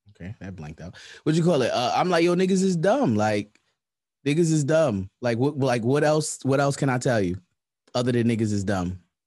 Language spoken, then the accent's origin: English; New York City, New York, United States; I'm from Brownsville